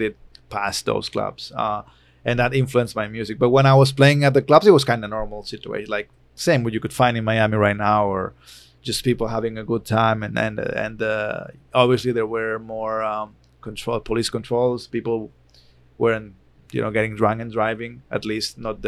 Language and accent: English; Barcelona, Catalonia, Spain; I was born in Barcelona, which is even more European than the rest of Spain.